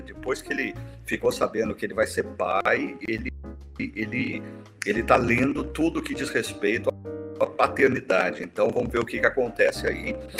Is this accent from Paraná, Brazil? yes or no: yes; Londrina, Paraná, Brazil; moved away; nós vamos estar em Londrina, onde eu estou hoje, a minha terra natal